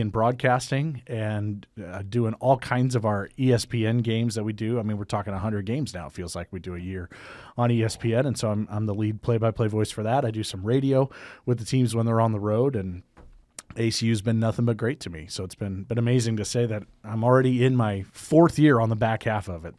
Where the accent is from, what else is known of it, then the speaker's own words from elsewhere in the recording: Midwest, United States; moved away; I'm from the Midwest